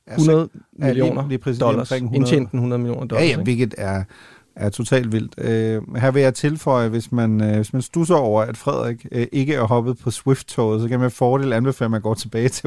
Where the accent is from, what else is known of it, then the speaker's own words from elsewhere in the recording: Northern Germany, Germany; jeg er jo mentalt er jeg jo jyde. Altså det er klart, når man er, op, når man er opvokset i, i, i Nordtyskland, ikke?